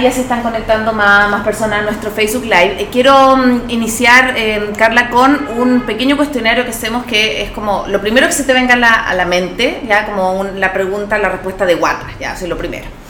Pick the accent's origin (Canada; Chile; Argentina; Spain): Chile; now in Ecuador; yo soy chilena y me embaracé en Ecuador